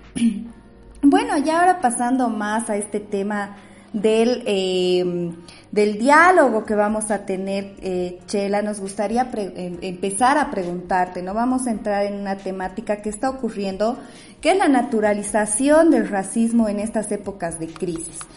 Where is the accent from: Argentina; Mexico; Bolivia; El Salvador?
Bolivia; a los bolivianos y las bolivianas nos cuesta tanto aceptarlo